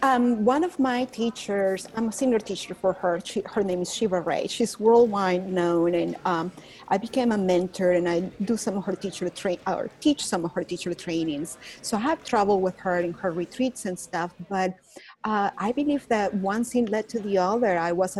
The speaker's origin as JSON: {"language": "English", "town": "Caracas", "region": "Capital District", "country": "Venezuela", "tie": "born or raised there", "accent": "Venezuelan", "second_language": "English", "moved": "as an adult", "lives_now": "Dallas, United States", "said": "I'm from Caracas, Venezuela. So that's the accent you're hear, but I live in Dallas, Texas. So that's not my Texan accent. It's my Venezuelan"}